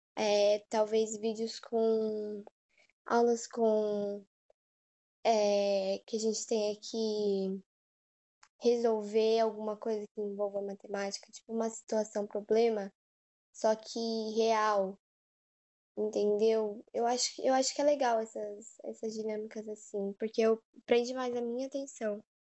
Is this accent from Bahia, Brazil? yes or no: no; São Paulo, Brazil; eu nasci em São Paulo